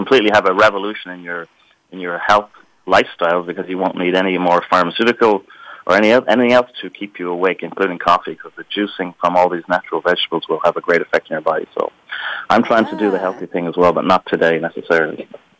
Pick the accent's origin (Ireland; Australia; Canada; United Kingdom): Ireland; now in Sunnyvale, United States; So I am drinking a cup of tea because I'm Irish, and that's what we do in Ireland